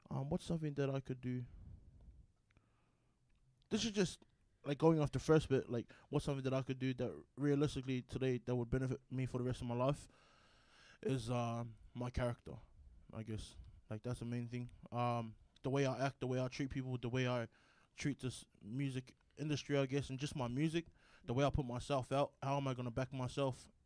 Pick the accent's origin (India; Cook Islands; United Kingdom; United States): Cook Islands; Aitutaki; I'm from Aitutaki, Manihiki.